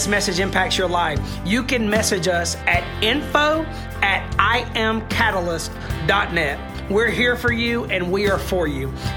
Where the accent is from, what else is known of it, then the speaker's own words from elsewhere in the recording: United States; I am American